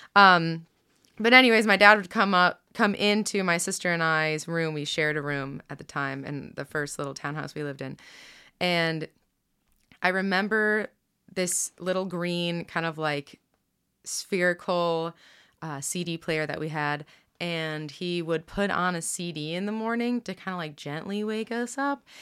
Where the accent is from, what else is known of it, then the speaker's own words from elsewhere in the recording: Rochester, New York, United States; also born or lived in Pittsburgh / Virginia; now in Kansas City, United States; I grew up outside of Rochester